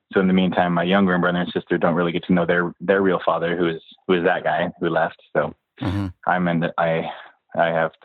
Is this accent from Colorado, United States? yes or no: no; Escondido, California, United States; also born or lived in San Diego, California; We moved up to Escondido in North County